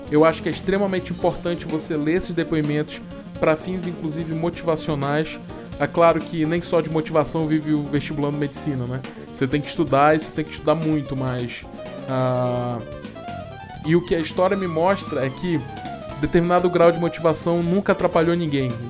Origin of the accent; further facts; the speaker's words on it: Goiânia, Goiás, Brazil; Para quem não sabe, eu sou de Goiânia, terra do Pequi.